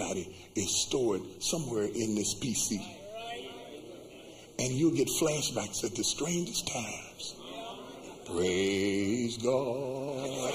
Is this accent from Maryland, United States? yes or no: no; West Virginia, United States; I come from West Virginia where it's cold.